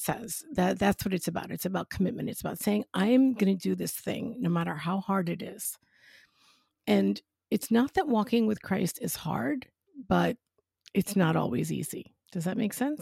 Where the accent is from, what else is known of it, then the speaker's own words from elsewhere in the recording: New York, United States; accent: New York; now in West Palm Beach, United States; I'm originally from New York